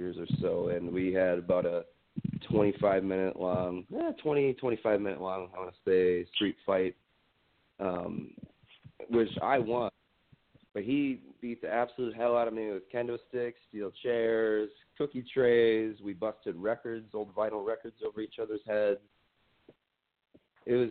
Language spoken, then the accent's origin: English; Wisconsin, United States; also born or lived in Minnesota; I'm originally from Wisconsin. Growing up, there was nothing here.